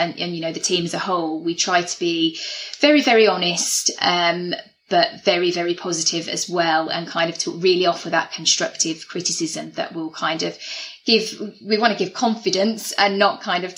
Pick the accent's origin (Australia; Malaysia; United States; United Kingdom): United Kingdom; the Black Country, near Wolverhampton, West Midlands; moved away; I'm from the Black Country originally, near Wolverhampton.